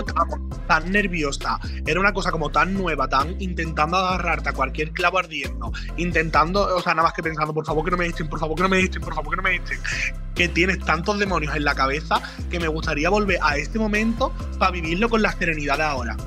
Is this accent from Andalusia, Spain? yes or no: yes; Jerez de la Frontera, Andalusia, Spain; moved away; cuando yo me fui de Jerez